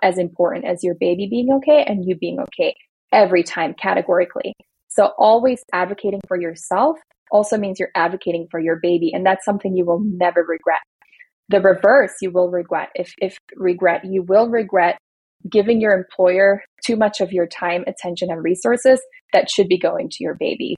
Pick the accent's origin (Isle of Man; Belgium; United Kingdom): Belgium; now in United States; I grew up in Belgium where like all parents get money from the government just for being parents